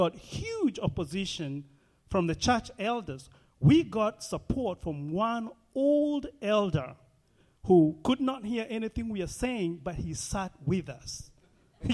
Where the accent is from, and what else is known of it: Kenya; born or raised there; moved away